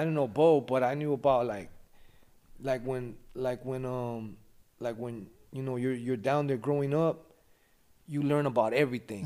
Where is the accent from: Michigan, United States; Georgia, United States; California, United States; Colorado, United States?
California, United States; Los Angeles; moved away as an adult; now in Ventura, United States; I grew up in L A. The, the area's called West Adams.